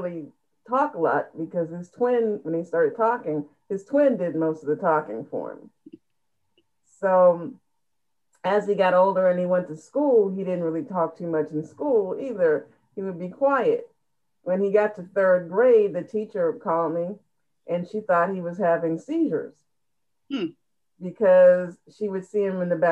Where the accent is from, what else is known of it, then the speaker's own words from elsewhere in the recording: Ohio, United States; in our area, I'm from Ohio.